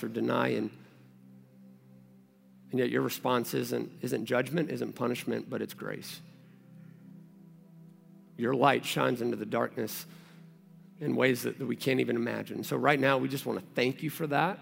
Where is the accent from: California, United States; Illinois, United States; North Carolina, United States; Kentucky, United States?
Kentucky, United States; moved away; also born or lived in Texas; I moved here from Texas and I'm originally from Kentucky.